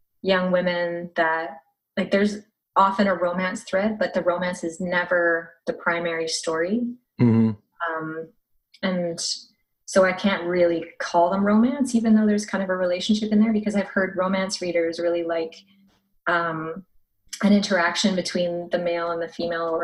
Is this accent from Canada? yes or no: yes; Canmore, Alberta, Canada; also born or lived in Saskatchewan; my dad is from Saskatchewan and my family lives there, but actually I'm more from the mountains. I lived in Canmore.